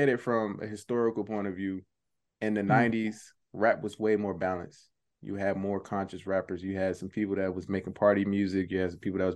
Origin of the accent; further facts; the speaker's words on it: Georgia, United States; I was from Georgia